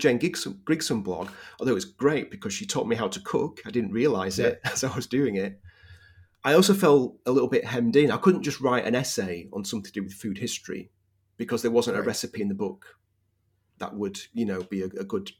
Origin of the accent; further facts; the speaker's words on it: Leeds, Yorkshire and the Humber, United Kingdom; moved away; also born or lived in Manchester / St. Louis, Missouri; I'm from Yorkshire, from Leeds in Yorkshire.